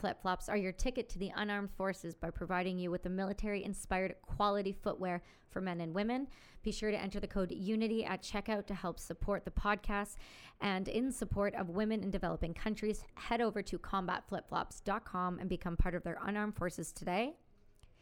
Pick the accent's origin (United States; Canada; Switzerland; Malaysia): Canada; I'm just Canadian